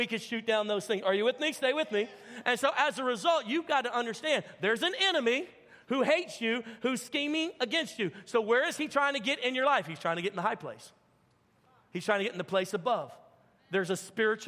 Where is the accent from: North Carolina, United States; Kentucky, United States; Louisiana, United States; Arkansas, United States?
Louisiana, United States; Baton Rouge; moved away; I'm from Baton Rouge, Louisiana originally.